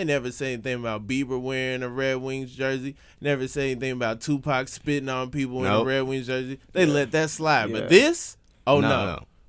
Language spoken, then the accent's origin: English; Atlanta, Georgia, United States; I'm from Atlanta. You know what I'm saying? like that's Home Depot town.